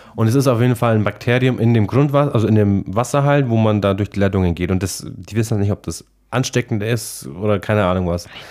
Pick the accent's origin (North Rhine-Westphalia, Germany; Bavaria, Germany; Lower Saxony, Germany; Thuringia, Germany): Bavaria, Germany; Aichach; Ich so aus Eichach